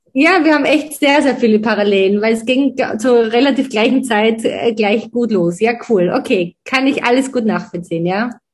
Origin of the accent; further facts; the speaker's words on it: Styria, Austria; now in Vienna, Austria; im Dorf in Dechenskirchen, so heißt mein Heimatdorf